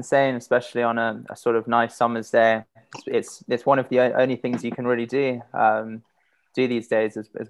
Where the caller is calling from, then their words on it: London, United Kingdom; And Camden in London as well, so close by one another.